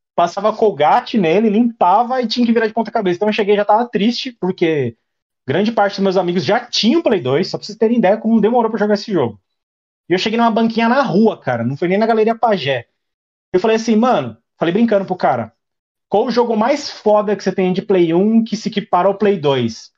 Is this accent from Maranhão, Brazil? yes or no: no; Taboão da Serra, São Paulo, Brazil; Sou de Taboão da Serra, São Paulo